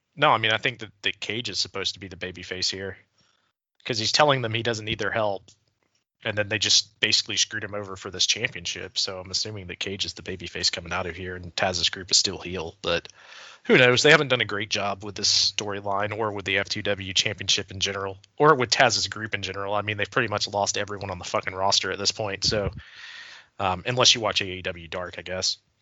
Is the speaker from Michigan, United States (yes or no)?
no; Hall County, Georgia, United States; I'm from Hill County